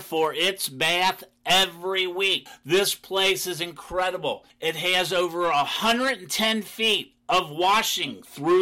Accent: Ohio, United States; now in Florida, United States; I'm from Ohio

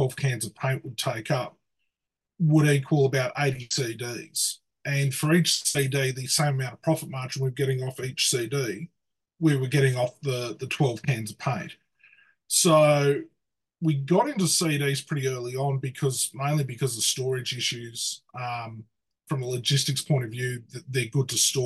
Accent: hometown a couple of hours from Sydney, New South Wales, Australia; Sydney, which is a couple of hours from where I live

